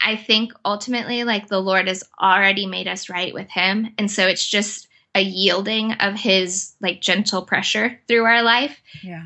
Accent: United States; as an American

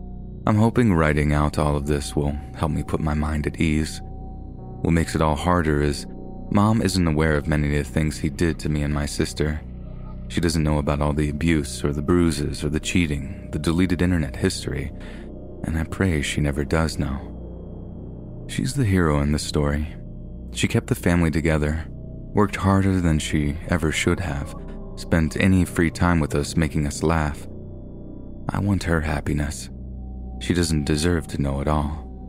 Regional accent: Fort Collins, Colorado, United States; I was born and raised in Fort Collins, Colorado, home of the Colorado State University Rams.

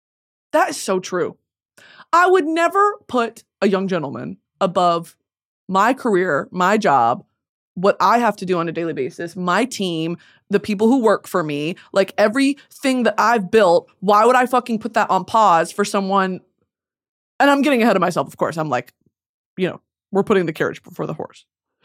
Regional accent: New England, United States; 'Cause I grew up in New England.

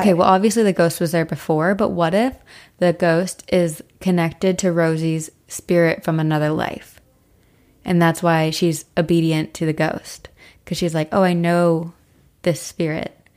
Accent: Brandenburg, New Jersey, United States; where I grew up in Brandenburg, New Jersey

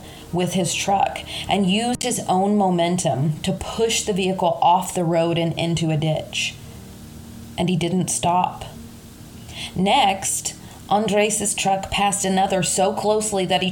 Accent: Kentucky, United States; accent: Kentucky; my Kentucky accent

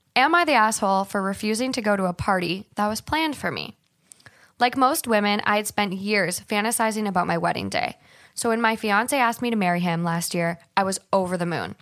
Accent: Hermantown, Minnesota, United States; moved away; I'm from Minnesota, but I actually grew up in Duluth, um, Hermantown more specifically, and I grew up on my family's hundred-year-old farm

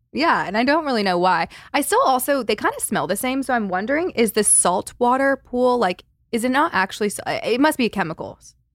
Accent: Valencia, California, United States; I grew up in Valencia

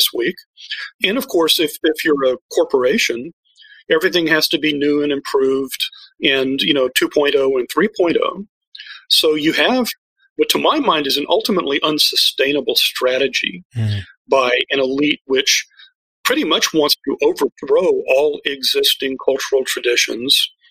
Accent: Texas, United States; I'm a fifth generation native of Texas

